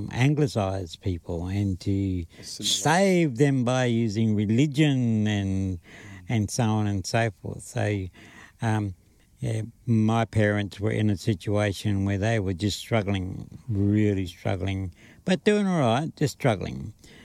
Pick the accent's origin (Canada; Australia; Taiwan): Australia; Charleville, Queensland; born there; they came up to where I was born in Charleville, Western Queensland, saw me and knew that they were going to care for me.